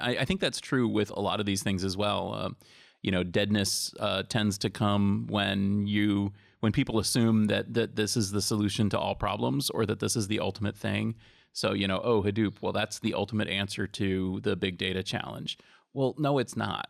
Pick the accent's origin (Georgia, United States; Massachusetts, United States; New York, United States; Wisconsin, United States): Massachusetts, United States; I'm from Massachusetts